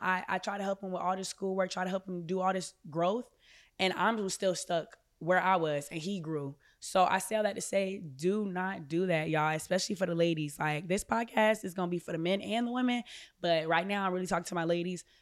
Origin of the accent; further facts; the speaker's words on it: Orlando, Florida, United States; moved away as an adult; I grew up in Orlando, Florida.